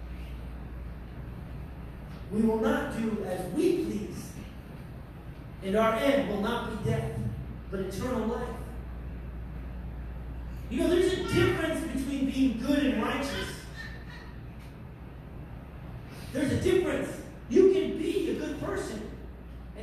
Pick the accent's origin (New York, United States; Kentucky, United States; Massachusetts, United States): New York, United States; I'm a New Yorker and I'm from New York.